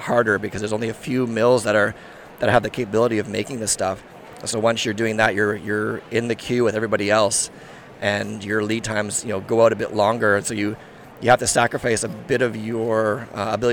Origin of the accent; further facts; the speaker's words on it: Sweden; I'm from Sweden, my background's from Sweden